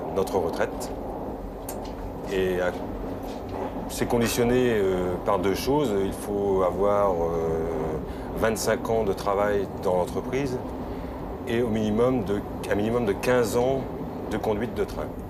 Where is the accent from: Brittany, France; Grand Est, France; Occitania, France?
Brittany, France; moved away as an adult; also born or lived in Paris; étant breton, je désirais absolument revenir dans ma région d'origine